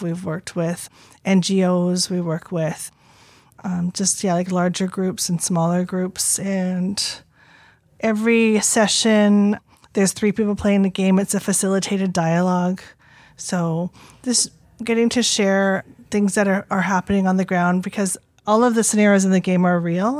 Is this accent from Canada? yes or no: yes; Squamish, British Columbia, Canada; being born Squamish and then going to school and learning that I'm Indian